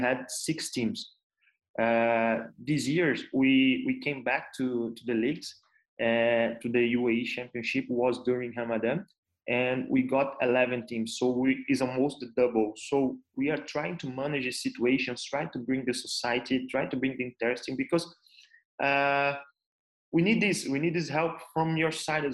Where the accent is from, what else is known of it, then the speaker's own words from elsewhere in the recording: Brazil; moved away as an adult; now in United Arab Emirates; I'm from Brazil